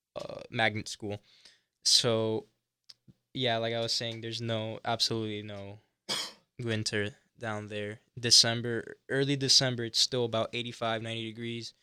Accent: Hialeah, Florida, United States; moved away as an adult; also born or lived in Coral Gables, Florida; now in Gainesville, United States; I grew up in Hialeah, Florida, which is just outside of Miami

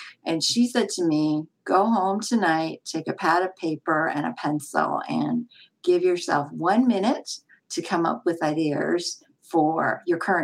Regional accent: San Francisco, California, United States; I grew up in San Francisco and I'm a Chinese American background

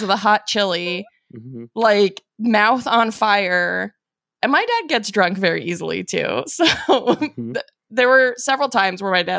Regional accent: Arizona, United States; Growing up in Arizona

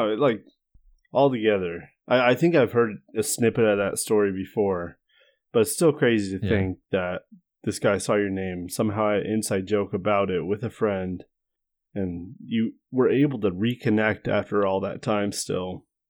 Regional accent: United States; moved away as an adult; now in New Zealand; Of course I'm from the States.

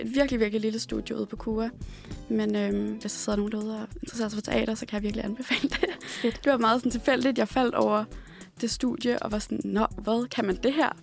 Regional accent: Odense, Southern Denmark, Denmark; moved away; og så er jeg fra Odense, øh, eller som fra Odense City, som vi siger derovre

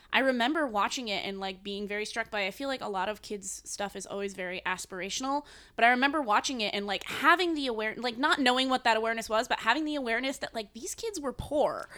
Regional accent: New England, United States; now in New York, United States; I'm from New England.

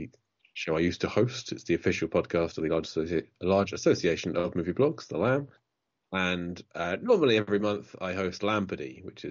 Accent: England, United Kingdom; now in Bournemouth, United Kingdom; I'm English

